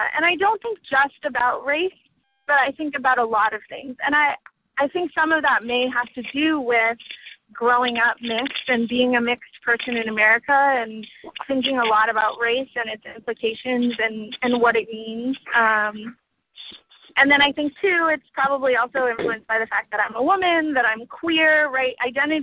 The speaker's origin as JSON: {"language": "English", "area": "Bay Area", "region": "California", "country": "United States", "tie": "born or raised there", "said": "my best friend growing up in the Bay Area"}